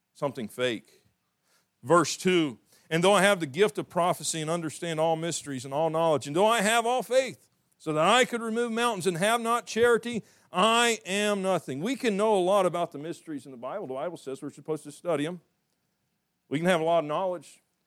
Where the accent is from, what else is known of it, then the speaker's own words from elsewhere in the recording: the South, United States; I'm from the South